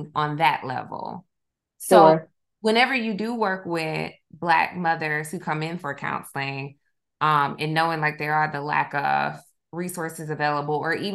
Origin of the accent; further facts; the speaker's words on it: Milledgeville, Georgia, United States; also born or lived in Dublin, Georgia; I'm originally from Milledgeville. And so I'm aware of, even just like growing up, I felt like from Macon down